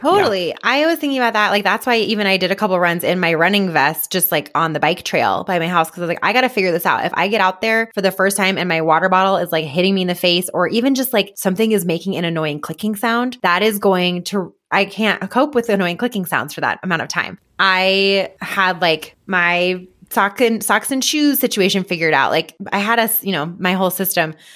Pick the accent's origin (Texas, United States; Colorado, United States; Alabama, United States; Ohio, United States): Colorado, United States; Boulder; also born or lived in Longmont; I'm from Boulder